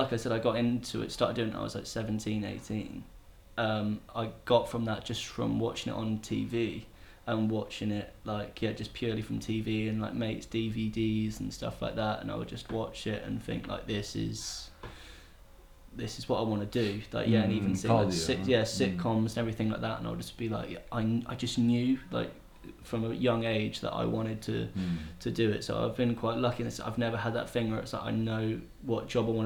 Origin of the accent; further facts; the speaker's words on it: England, United Kingdom; moved away as an adult; now in Chengdu, China; I'm a young man, I'm from England